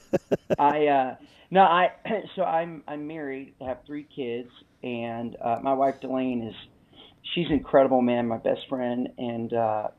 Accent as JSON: {"language": "English", "region": "Alabama", "country": "United States", "also_born_or_lived": "Los Angeles / Birmingham, Alabama", "moved": "as an adult", "said": "We have three kids and we're from Alabama, but we lived for the last 20 years in Los Angeles."}